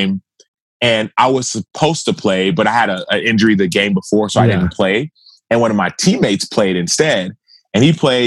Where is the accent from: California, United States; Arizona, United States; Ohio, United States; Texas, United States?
Texas, United States; Dallas; I'm from Dallas, Texas